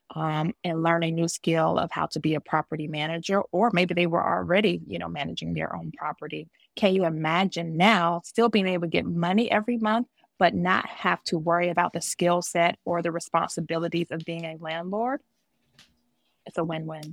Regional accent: Georgia, United States; also born or lived in New Jersey / East Coast; now in Maryland, United States; I was born in Jersey and I was raised in Georgia. So I was born a Jersey girl and raised a Georgia peach, and I've lived up and down the East Coast.

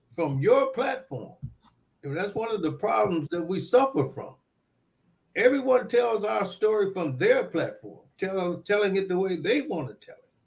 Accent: Detroit, Michigan, United States; growing up in Southwest Detroit

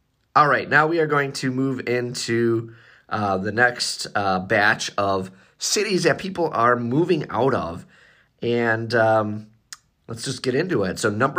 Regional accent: Northern US, United States; I'm a Northerner, so you can tell.

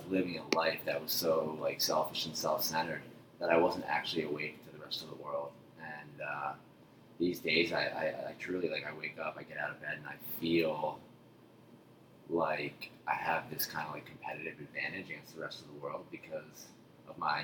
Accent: Haddonfield, New Jersey, United States; I grew up in South Jersey, a little town called Haddonfield, right outside of Philadelphia.

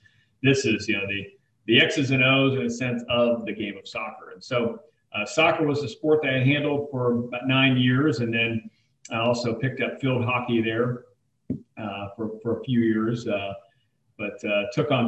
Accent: Anchorage, Alaska, United States; moved away; also born or lived in Dayton, Ohio / New Mexico; I grew up in Anchorage, Alaska, and then eventually moved to Dayton, Ohio, military family. And so bounced around a little bit, right before college, moved to New Mexico

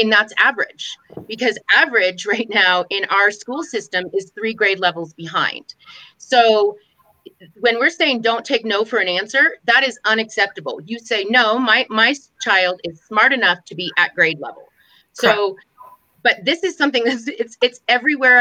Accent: California, United States; I grew up in California

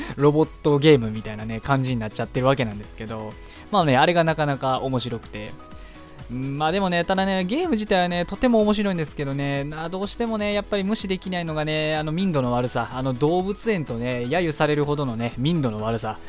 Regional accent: Osaka, Japan; moved away; 僕の地元、まあ、もともと僕地元大阪なんですけど

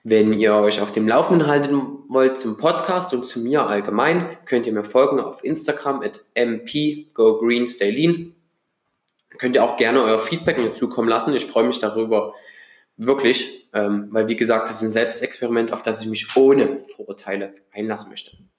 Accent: Dresden, Saxony, Germany; ich bin 26 Jahre jung und wohne seit 2016 wieder in meiner alten Heimatstadt Dresden.

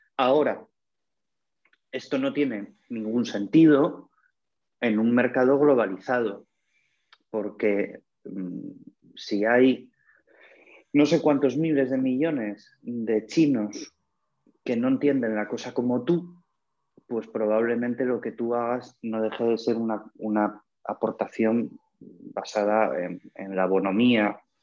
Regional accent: Asturias, Spain; soy asturiano

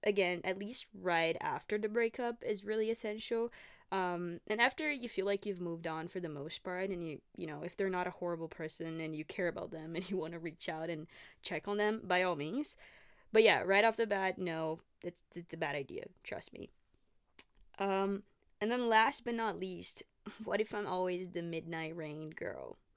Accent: Brazil; English is a second language; moved away as an adult; now in Canada; I'm from Brazil. I moved to Canada five and a half years ago. Um, I was eighteen when I first came here

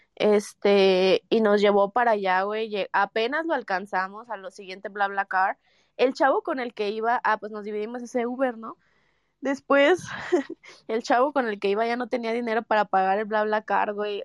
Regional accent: Mexico

